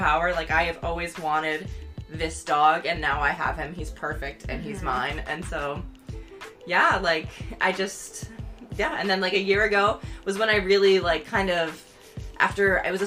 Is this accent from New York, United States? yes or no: yes; near Syracuse, New York, United States; I went to nursing school right in Syracuse, which is like the big city near my hometown